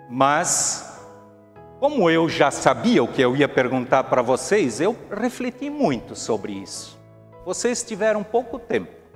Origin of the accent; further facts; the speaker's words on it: Brazil; nós, como brasileiros